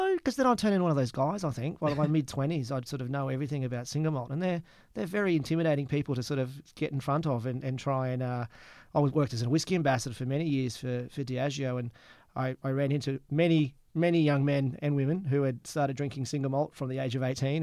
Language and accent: English; Gympie, Queensland, Australia; also born or lived in Melbourne / Scotland; now in Adelaide, Australia; I'm from Gympie in Queensland